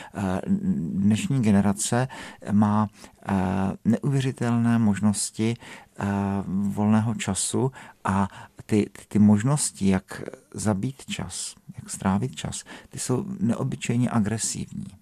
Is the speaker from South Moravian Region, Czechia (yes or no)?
yes; South Moravian Region, Czechia; now in Prague, Czech Republic; já jsem z Moravy, ne, tak já jsem z té Jižní Moravy